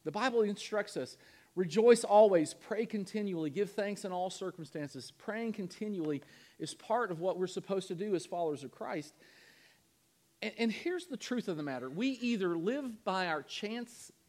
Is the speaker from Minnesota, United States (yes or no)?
no; Kentucky, United States; moved away; Louisville, Kentucky, back in my home state